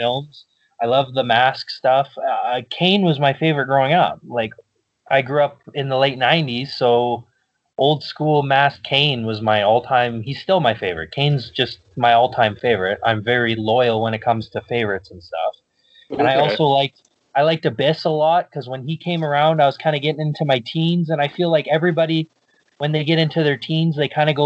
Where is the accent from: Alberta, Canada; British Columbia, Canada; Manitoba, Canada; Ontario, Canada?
Manitoba, Canada; where I grew up in Manitoba was like a town of 40 people